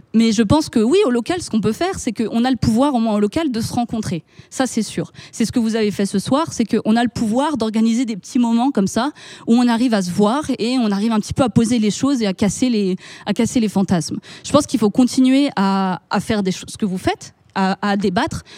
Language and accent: French; France; en tant que Français, de par notre histoire